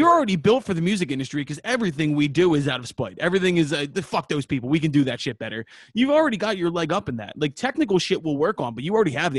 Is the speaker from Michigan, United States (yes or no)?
no; Philadelphia, Pennsylvania, United States; We are six idiots from Philadelphia